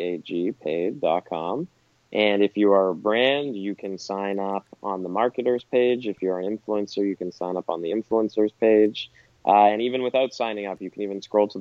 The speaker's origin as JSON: {"language": "English", "country": "Canada", "said": "as a Canadian"}